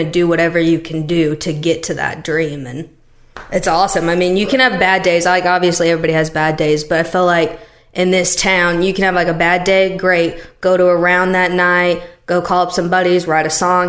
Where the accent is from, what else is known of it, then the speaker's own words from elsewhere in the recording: Missouri, United States; now in Nashville, United States; I'm from Missouri, and it's definitely not like that back home.